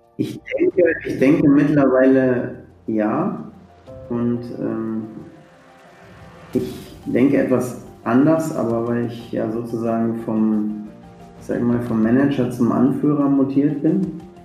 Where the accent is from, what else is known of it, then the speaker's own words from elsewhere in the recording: Sauerland, North Rhine-Westphalia, Germany; ich bin im, im Sauerland groß geworden